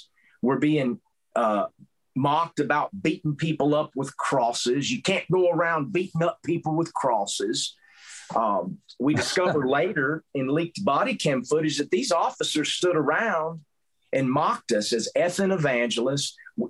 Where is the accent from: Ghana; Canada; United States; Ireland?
United States; Southern US; accent: southern; I can't hide the fact that I'm not from Montana because of my southern accent.